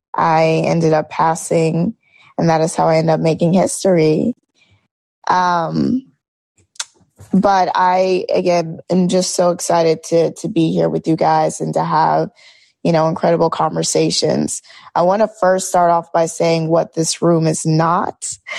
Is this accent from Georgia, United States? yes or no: yes; Georgia, United States; moved away as an adult; also born or lived in New York; I am originally from Georgia